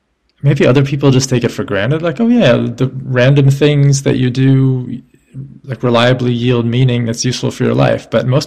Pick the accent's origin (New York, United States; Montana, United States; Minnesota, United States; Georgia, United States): New York, United States; New York City; We were growing up in New York City